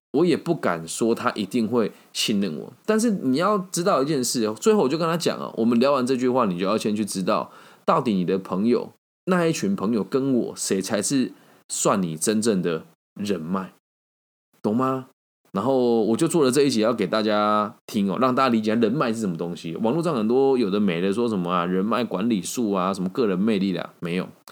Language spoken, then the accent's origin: Chinese; Taiwan; 因为我是台湾的住户